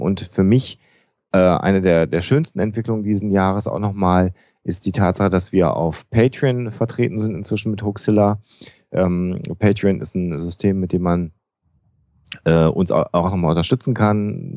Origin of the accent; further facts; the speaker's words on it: North Rhine-Westphalia, Germany; Ich bin Ostwestfale